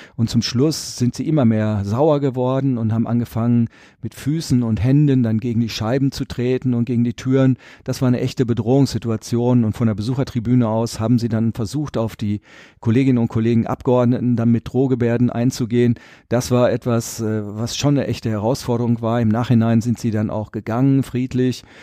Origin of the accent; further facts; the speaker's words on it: Rietberg, North Rhine-Westphalia, Germany; also born or lived in Düsseldorf; das ist meine Heimat und ich bin der Vertreter dieser Region und in Riedberg habe ich auch mein Haus